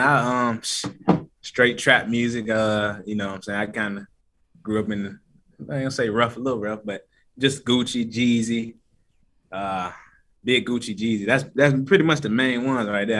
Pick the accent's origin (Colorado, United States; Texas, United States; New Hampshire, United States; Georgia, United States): Georgia, United States; Atlanta; born or raised there; also born or lived in Decatur / Stone Mountain / Lithonia